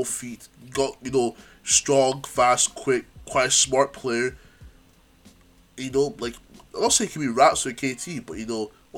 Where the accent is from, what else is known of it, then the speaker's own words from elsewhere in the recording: Scotland, United Kingdom; we're both from Scotland